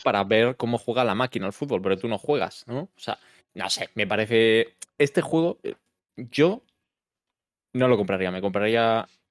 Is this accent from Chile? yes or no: no; Galicia, Spain; yo soy gallego